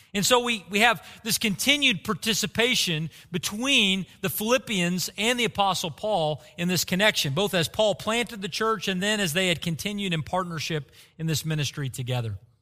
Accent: Bartlesville, Oklahoma, United States; Growing up in Bartlesville, Oklahoma

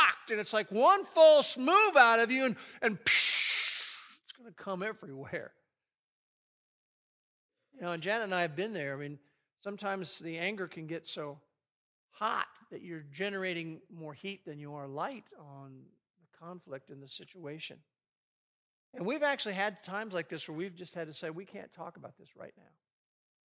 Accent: United States; I grew up in the New York, New Jersey area in two different stretches.

